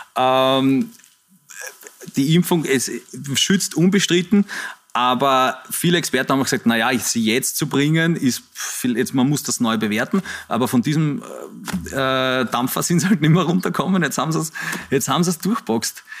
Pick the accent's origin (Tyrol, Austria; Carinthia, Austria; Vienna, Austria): Vienna, Austria; so bin ich aufgewachsen in der Zeit, wo der äh, Herr Heupel Bürgermeister war. Das ist so, so bin ich irgendwie in, in, dieser Stadt groß geworden